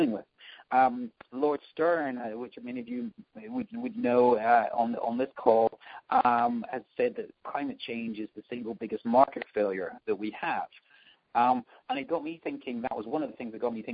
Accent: Scotland, United Kingdom; moved away as an adult; also born or lived in London; now in New York, United States; I'm from Scotland, as people might spot from the accent

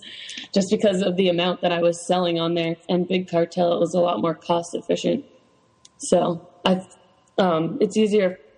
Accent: Newtown, Connecticut, United States; I grew up in Connecticut. I actually grew up in Newtown, Connecticut in Sandy Hook.

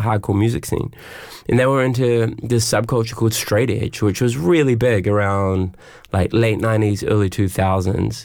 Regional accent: Auckland, New Zealand; I grew up in West Auckland

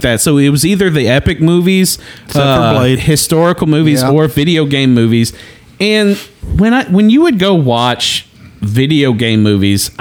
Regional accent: Nashville, Tennessee, United States; I'm like the worst fisher in the South, and I was born in Nashville.

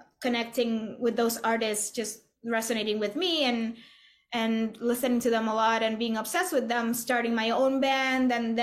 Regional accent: Puerto Rico; moved away as an adult; now in New York, United States; I was born and raised in Puerto Rico

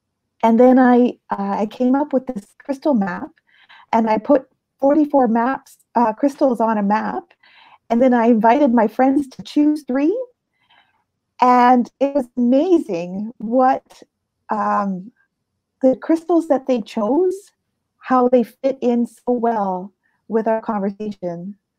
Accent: Halifax, Nova Scotia, Canada; born there; also born or lived in United States / Europe; I was born in Canada, in Halifax, Nova Scotia. And my father was in the Navy, and we spent a lot of my life moving around. I lived in the States. I've lived in Europe. I lived across Canada.

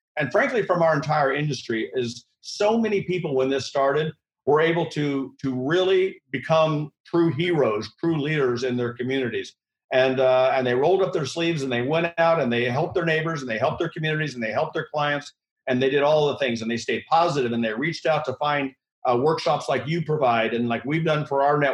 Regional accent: central Missouri, United States; now in New York, United States; I grew up in Missouri. That's where my roots are, in central Missouri

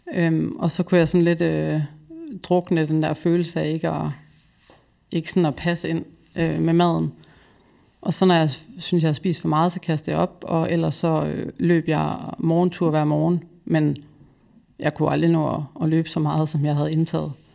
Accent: West Jutland, Central Denmark Region, Denmark; now in Copenhagen, Denmark; Jeg er vokset op i Vestjylland

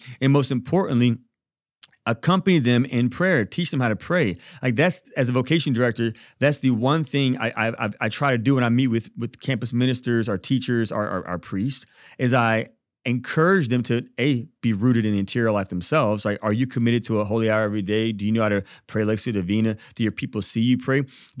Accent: Baton Rouge, Louisiana, United States; Yeah, so I'm from Baton Rouge. My mom is Catholic and my dad is African American Methodist Episcopalian. Mom's white, dad's Black.

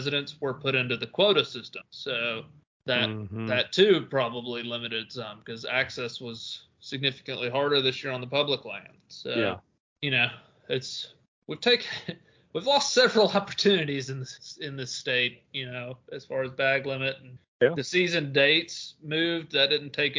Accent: Tennessee, United States; my home state, Tennessee

